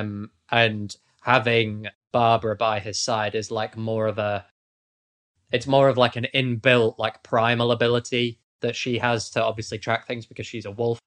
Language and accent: English; United Kingdom; accent: posh British; I am also British.